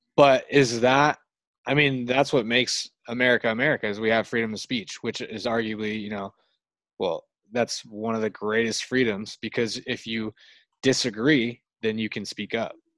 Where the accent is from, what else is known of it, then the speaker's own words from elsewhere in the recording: United States; I'm from the United States.